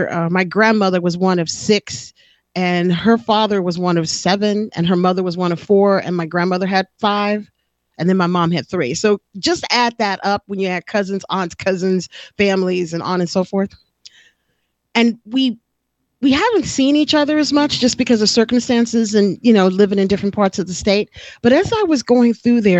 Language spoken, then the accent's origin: English; Texas, United States; now in California, United States; And I never really did because I came from Texas and I already knew you know, it could be very hot